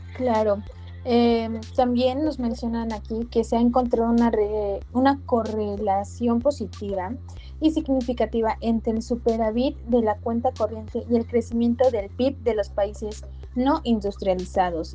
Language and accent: Spanish; Puebla, Mexico; nosotros que somos de Puebla, pues aquí está la Volkswagen